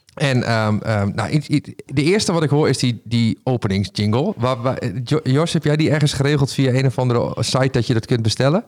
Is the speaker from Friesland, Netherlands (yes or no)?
no; Raalte, Overijssel, Netherlands; accent: Low Saxon; ik ben opgegroeid in het Neder-Saxisch, om het maar zo te zeggen. Maar ik kom uit ja, Midden-Overijssel, uit de buurt van Raalte.